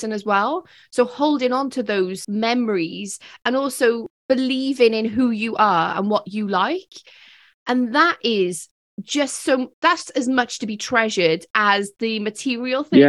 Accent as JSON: {"language": "English", "area": "Welsh", "region": "Wales", "country": "United Kingdom", "said": "Bedwyr is Welsh, as am I."}